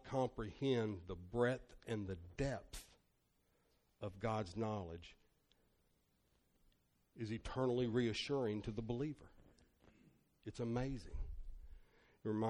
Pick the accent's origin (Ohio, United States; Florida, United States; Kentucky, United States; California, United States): Kentucky, United States; Northern; I'm from Northern Kentucky, so Murray State University was 5.5 hours away